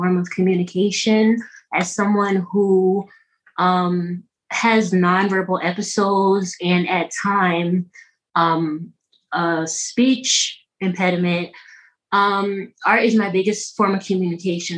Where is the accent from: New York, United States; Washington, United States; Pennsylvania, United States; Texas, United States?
New York, United States; I'm from New York, and that's where I am now. I'm still in New York, Westchester County